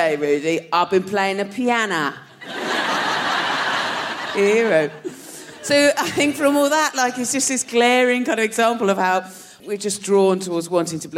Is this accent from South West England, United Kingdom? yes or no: yes; Dorset, South West England, United Kingdom; moved away; I'm from Dorset